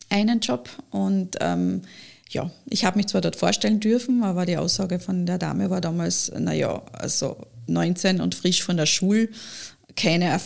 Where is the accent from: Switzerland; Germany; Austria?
Austria; Lower Austria; ich bin ja keine gebürtige Kärntnerin, ich bin ja in mhm. Niederösterreich geboren